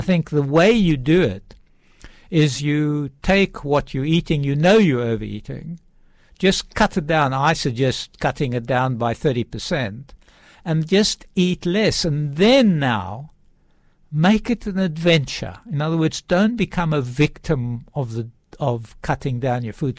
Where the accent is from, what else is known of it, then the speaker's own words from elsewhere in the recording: South Africa; moved away; I was brought up in South Africa, actually way out in the farms